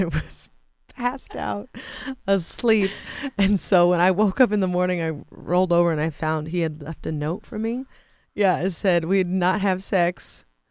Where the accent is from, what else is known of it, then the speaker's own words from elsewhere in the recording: San Francisco, California, United States; in San Francisco, 'cause that's my hometown